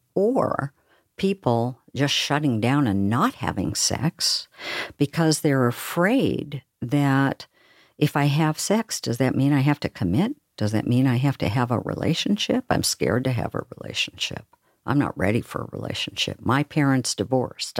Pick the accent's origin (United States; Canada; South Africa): United States; Oregon; now in Seattle, United States; I'm from Oregon, where we talk really slowly.